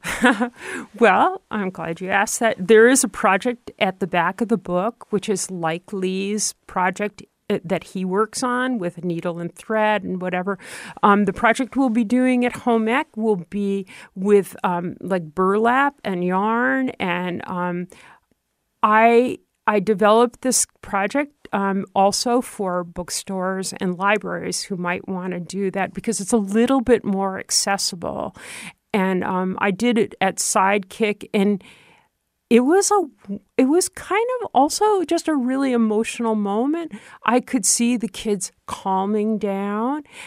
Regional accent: Troy, New York, United States; moved away; growing up in Troy, New York

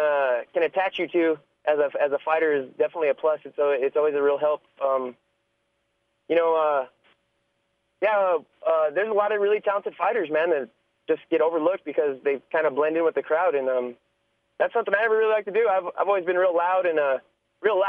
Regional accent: New Mexico, United States; out here in my hometown.

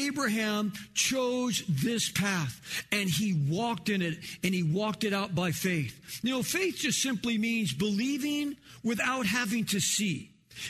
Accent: Los Angeles, California, United States; also born or lived in Kansas; we moved to California, you know, when I was 4 years old. We moved to North Hollywood

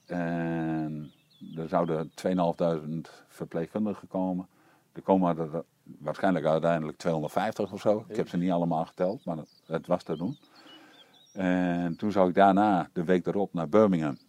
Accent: East Groningen, Netherlands; ik kom uit Oost-Groningen weinig werk

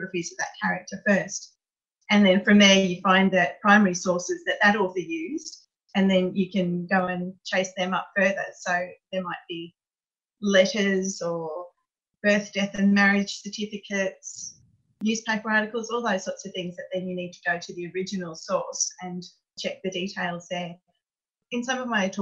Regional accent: Brisbane, Queensland, Australia; moved away as an adult; also born or lived in New South Wales; I grew up in Brisbane

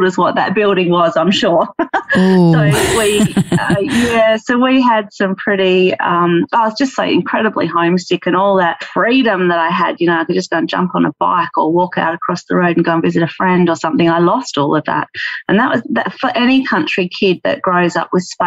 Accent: Orroroo, South Australia, Australia; now in Esperance, Australia; where I grew up in Oru

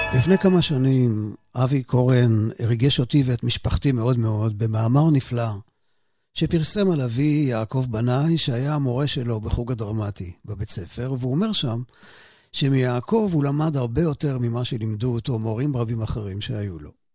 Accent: Ramat Gan, Tel Aviv District, Israel; גם אני גדלתי בערך באותם השנים ברמת גן

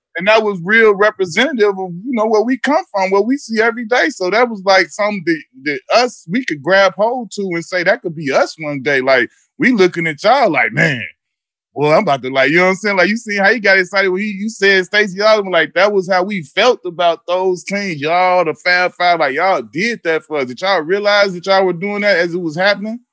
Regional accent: Chicago, Illinois, United States; I'm from Chicago

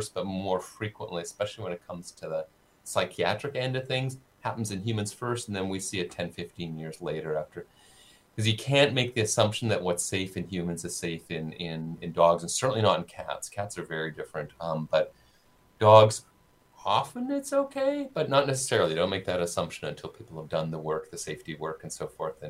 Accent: Saskatoon, Saskatchewan, Canada; now in Winnipeg, Canada; I grew up in Saskatoon. In Saskatoon, we had no ticks the whole time I lived there in the 70s and 80s

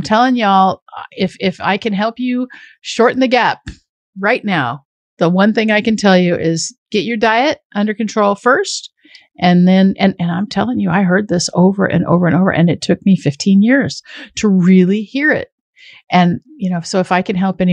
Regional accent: Washington, United States; I grew up in farmland in Washington State.

